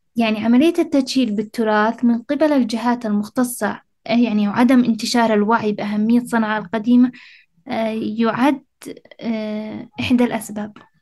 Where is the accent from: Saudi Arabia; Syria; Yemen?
Yemen; Sanaa, Amanat Al Asimah; أنا المدينة أنا عايشة فيها و-، وكبرت فيها وولدت فيها